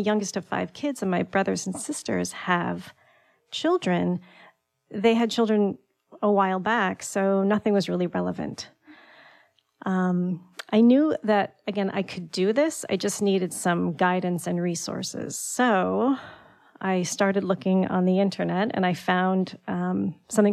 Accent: Greenwich, Connecticut, United States; also born or lived in New York; I grew up in Greenwich, and I went to school in New York

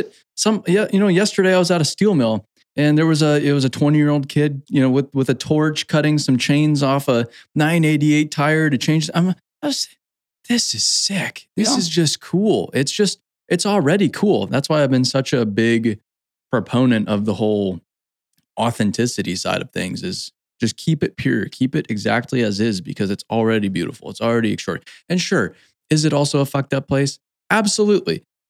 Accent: Scottsdale, Arizona, United States; Well, and I grew up in Scottsdale and I go back every once in a while

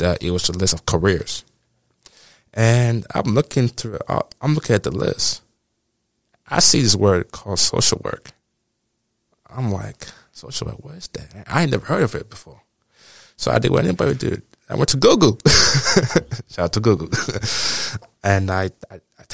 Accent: United States; born or raised there; moved away; also born or lived in Nigeria

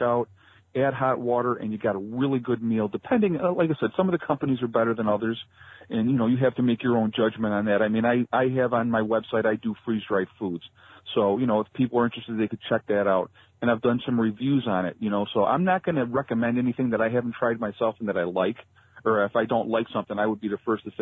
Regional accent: Rochester, New York, United States; I grew up in the Rochester area in New York

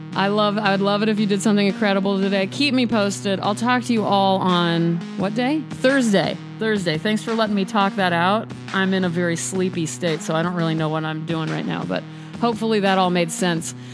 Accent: Nebraska, United States; moved away as an adult; also born or lived in Chicago; I'm from Nebraska and I didn't grow up around many artists

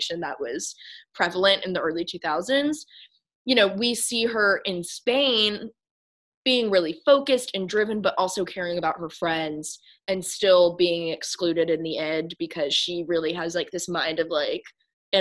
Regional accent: Tennessee, United States; as a child growing up in Tennessee in a really white neighborhood

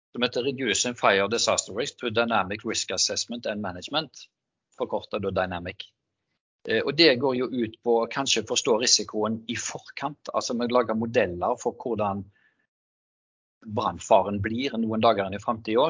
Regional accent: Haugesund, Rogaland, Norway; Jeg er fra Haugesund

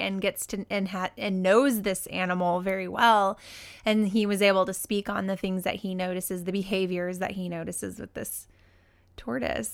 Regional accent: Oklahoma City, Oklahoma, United States; moved away; my hometown, Oklahoma City, Oklahoma

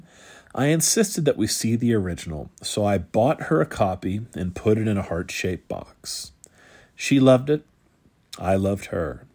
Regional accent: Pittsburgh, Pennsylvania, United States; That place is within walking distance of my childhood home

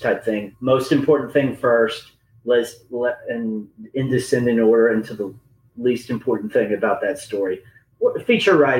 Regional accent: Huntsville, Alabama, United States; also born or lived in New Orleans / Greenville; my hometown of Huntsville, Alabama

